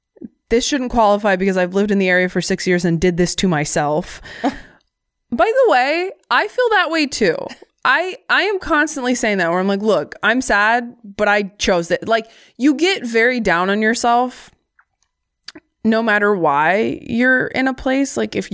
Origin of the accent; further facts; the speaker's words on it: Midwest, United States; now in Washington, United States; I am from the Midwest, so like I'll launch into my life story when any random stranger does the obligatory hello, how are you in the hallway?